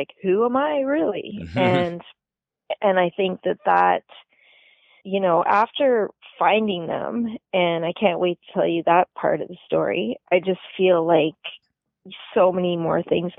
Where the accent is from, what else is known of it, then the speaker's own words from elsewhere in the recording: New Brunswick, Canada; born there; I was just lucky that I was born in New Brunswick, because they were an open province